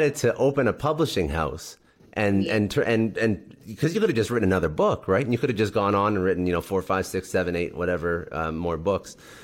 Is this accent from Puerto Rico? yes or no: no; Canada; now in United States; I'm originally from Canada. Now I'm in the States